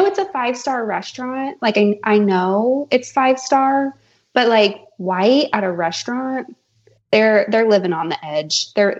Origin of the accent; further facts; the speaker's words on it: Utah, United States; now in Ocala, United States; I'm from Utah as well.